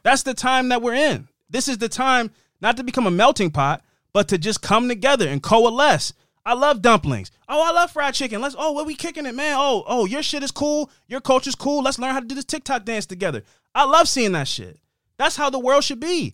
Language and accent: English; Tucson, Arizona, United States; I was born here. I pay taxes here. I live here.